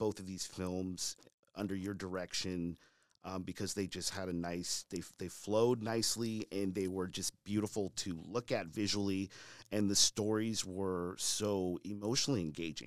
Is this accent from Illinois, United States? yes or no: no; Sonora, California, United States; I grew up in Sonora, California